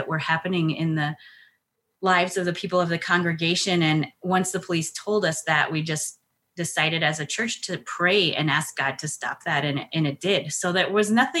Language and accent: English; El Paso, Texas, United States; now in Colorado, United States; I'm originally from El Paso, Texas